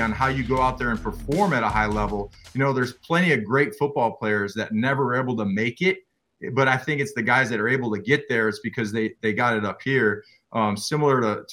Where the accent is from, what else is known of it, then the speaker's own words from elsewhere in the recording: close to Joliet, Illinois, United States; moved away; And I'm from Illinois originally, close to Joliet.